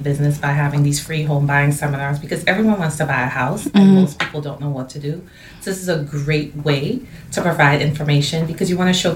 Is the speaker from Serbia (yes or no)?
no; Port of Spain, Trinidad & Tobago; moved away; I'm originally from Port of Spain and Trinidad and Tobago.